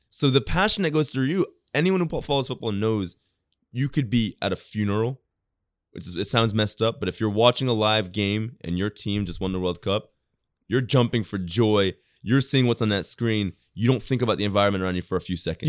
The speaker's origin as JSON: {"language": "English", "country": "United States", "tie": "born or raised there", "also_born_or_lived": "England / Japan", "moved": "yes", "lives_now": "Tokyo, Japan", "said": "people I grew up with in America"}